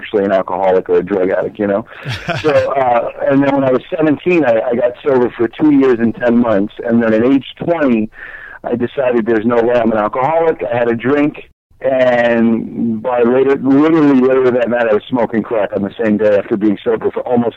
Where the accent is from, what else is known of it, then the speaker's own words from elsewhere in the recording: United States; moved away as an adult; also born or lived in New Jersey; now in Los Angeles, United States; I live in Los Angeles. I'm from New York and New Jersey, and I've been out here 17 years.